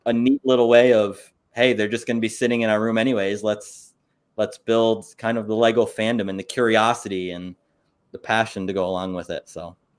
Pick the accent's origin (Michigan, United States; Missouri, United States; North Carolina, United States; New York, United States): New York, United States; Saranac Lake; I'm from Saranac Lake, and one of our big tourist things that we have is we have a winter carnival